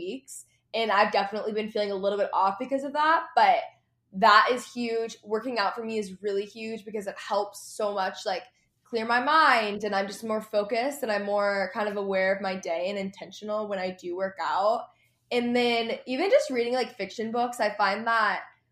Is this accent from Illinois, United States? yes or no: no; Texas, United States; also born or lived in Los Angeles; I grew up in Texas